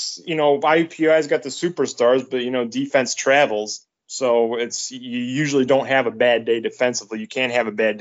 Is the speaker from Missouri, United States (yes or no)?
no; Medina, Ohio, United States; my hometown, Medina, Ohio